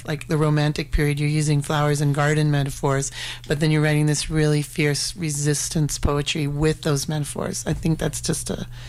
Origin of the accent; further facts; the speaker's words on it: Calgary, Alberta, Canada; also born or lived in Louisiana, United States; I moved from Louisiana to Calgary.